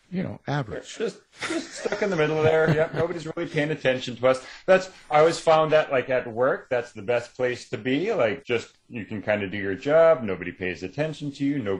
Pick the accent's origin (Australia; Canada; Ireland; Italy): Canada; I think Canada on the world kind of gets ignored a lot, which means that I can just sort of be quietly back here writing